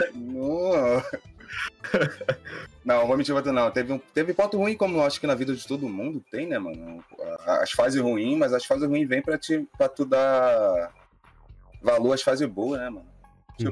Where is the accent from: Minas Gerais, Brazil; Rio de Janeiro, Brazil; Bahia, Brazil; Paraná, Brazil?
Rio de Janeiro, Brazil; Mesquita; sou nascido e criado na Chatuba de Mesquita